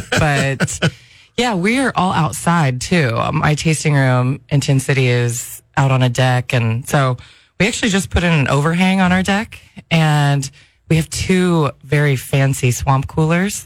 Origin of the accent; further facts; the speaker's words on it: San Diego, California, United States; I'm from San Diego